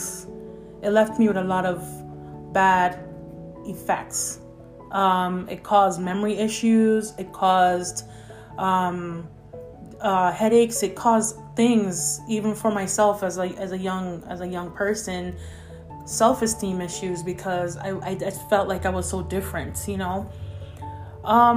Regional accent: Jamaica; I was born in Jamaica

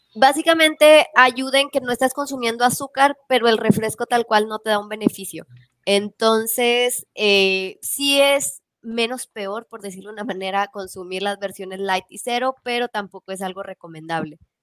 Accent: Mexico; nosotros como mexicanos

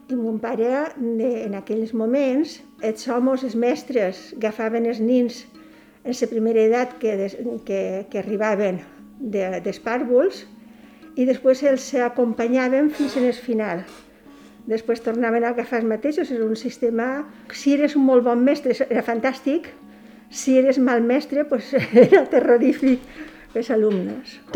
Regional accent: Petrer, Valencian Community, Spain; born there; Vaig néixer a Petrer, província d'Alicant, en 1945.

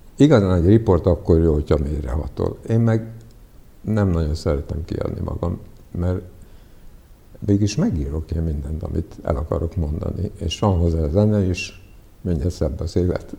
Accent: Hungary; first language Serbian; Hungarian is a second language; also born or lived in Prague, Czechia; így kezdődött az én magyar nyelvtanulásom, hogy fociztunk az utcán

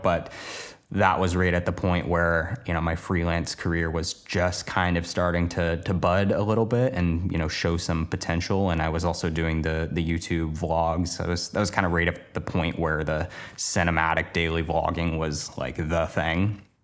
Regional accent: Portland, Oregon, United States; moved away as an adult; now in Los Angeles, United States; the place I grew up in Portland, Oregon to moving to Los Angeles, now working down here full-time

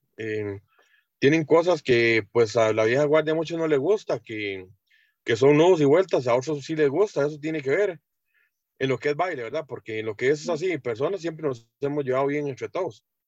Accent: San Isidro, Heredia, Costa Rica; Yo toda la vida he vivido aquí en, San Isidro Heredia, centro, siempre desde que nací y hasta el momento ahí estamos

